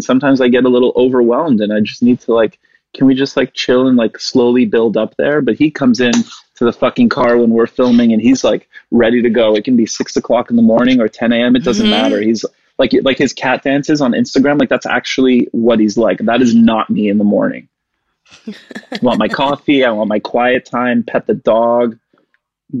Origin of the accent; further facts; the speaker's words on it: Canada; moved away; also born or lived in West Virginia; I'm Canadian